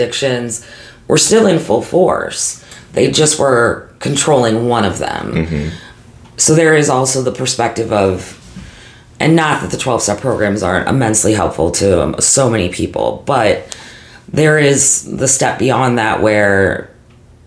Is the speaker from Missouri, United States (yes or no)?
yes; St. Louis, Missouri, United States; growing up in St. Louis